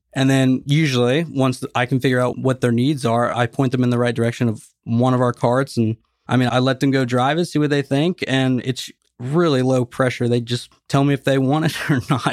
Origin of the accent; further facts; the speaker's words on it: Nashville, Tennessee, United States; moved away as an adult; I'm from Nashville, Tennessee. If you've seen me at the place, I'm always wearing a Tennessee hat. I'm from Tennessee, born and raised